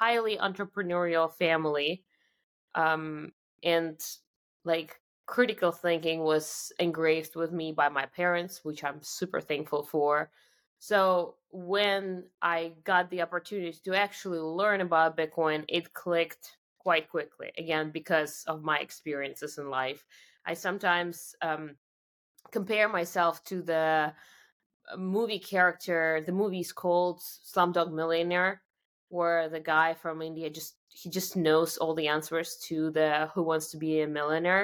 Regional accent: Siberia, Russia; moved away; born and raised in Wyoming of Russia, actually Siberia, which is the coldest part of Russia

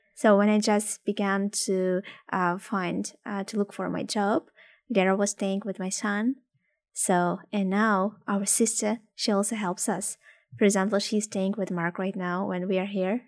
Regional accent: Ukraine; English is a second language; moved away as an adult; also born or lived in Odessa; now in Canada; I'm from Ukraine

